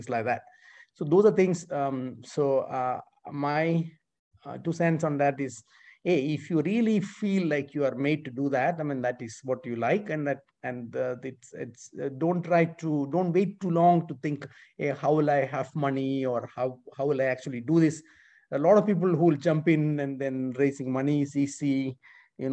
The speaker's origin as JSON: {"language": "English", "country": "India", "tie": "born or raised there", "moved": "as an adult", "lives_now": "United States", "said": "I was born in India and I massively benefited from public education in India and then went to a military school there for my high school"}